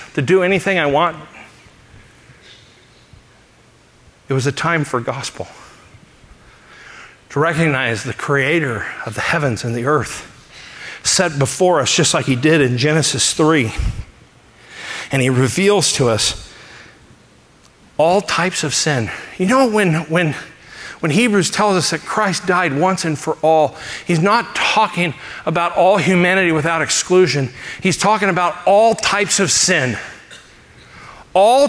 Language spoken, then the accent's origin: English; Los Angeles, California, United States; moved away; I grew up in Los Angeles